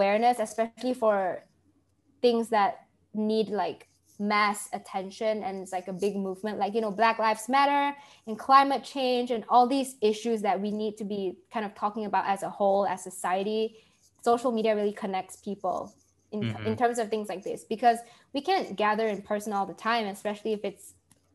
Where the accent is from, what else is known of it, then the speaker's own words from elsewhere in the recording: Malaysia; moved away as an adult; now in United States; growing up in Malaysia